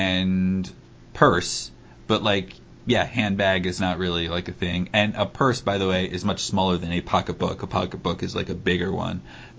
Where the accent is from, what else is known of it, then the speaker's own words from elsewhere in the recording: New Jersey, United States; I'm originally from the South Jersey area.